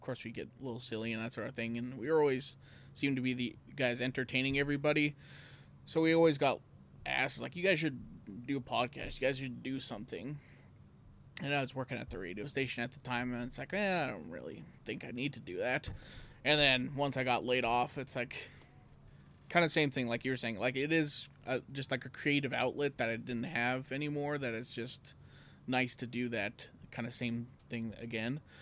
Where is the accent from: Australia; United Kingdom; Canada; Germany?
Canada; Elk Point, Alberta; I was a town kid.